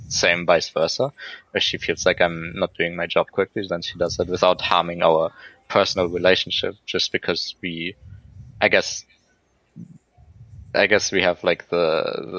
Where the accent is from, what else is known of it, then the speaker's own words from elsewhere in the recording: Germany; now in Vancouver, Canada; I grew up in Germany